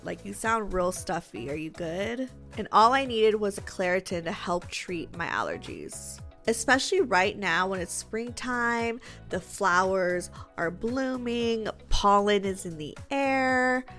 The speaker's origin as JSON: {"language": "English", "country": "Germany", "moved": "as an adult", "said": "I'm from a little town in Germany"}